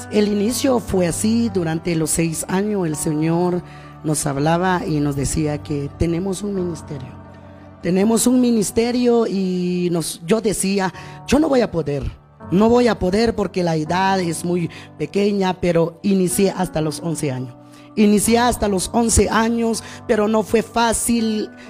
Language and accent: Spanish; Guatemala; partes de nuestra bella Guatemala